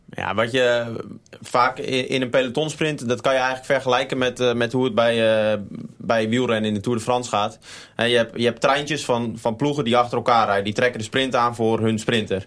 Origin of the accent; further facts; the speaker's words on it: Gouda, South Holland, Netherlands; also born or lived in Utrecht; now in Groningen, Netherlands; ik ben hier in de stad geboren. En, maar ik ben eigenlijk opgegroeid in Gouda